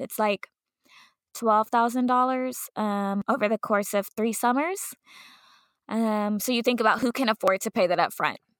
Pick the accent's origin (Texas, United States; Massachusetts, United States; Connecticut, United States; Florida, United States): Texas, United States; Dallas; growing up in Dallas